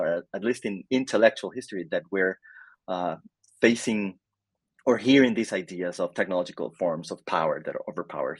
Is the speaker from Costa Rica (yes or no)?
yes; Costa Rica; moved away as an adult; also born or lived in Canada / United States; I am originally from Costa Rica. I got my undergrad education here in Costa Rica